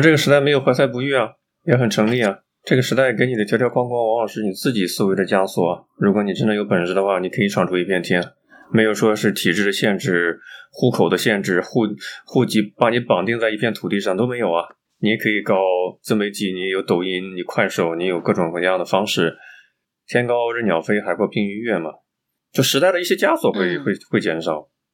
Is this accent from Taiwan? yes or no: no; Xuzhou, Jiangsu, China; 我老家的，像做徐州那一块儿的